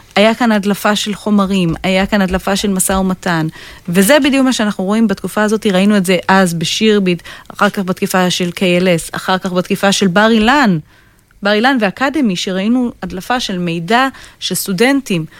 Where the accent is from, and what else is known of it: Israel